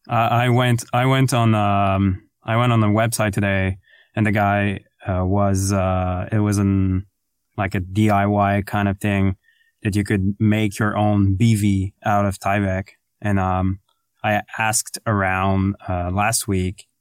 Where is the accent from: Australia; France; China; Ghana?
France; English is a second language; moved away; I'm French to begin with, but English is my second language